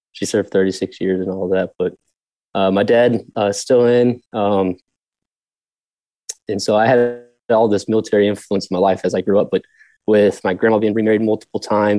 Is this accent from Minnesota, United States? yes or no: no; Leander, Texas, United States; moved away as an adult; also born or lived in Iowa / Round Rock, Texas; now in Dallas-Fort Worth, United States; I start telling people I'm from Austin. Like, I'm from like this, the town just north of Austin, Leander Cedar Park area. Lived in Round Rock briefly as well, but always was in the Austin.